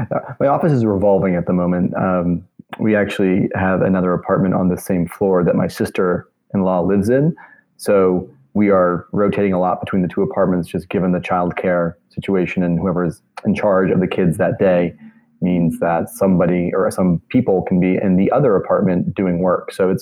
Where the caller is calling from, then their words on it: Brooklyn, New York, United States; I am sitting at my kitchen table in Brooklyn, New York, in a neighborhood called Clinton Hill, which is just east of downtown Brooklyn.